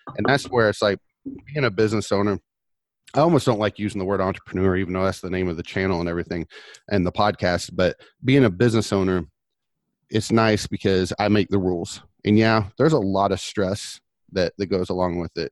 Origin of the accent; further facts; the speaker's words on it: Orlando, Florida, United States; I'm from Orlando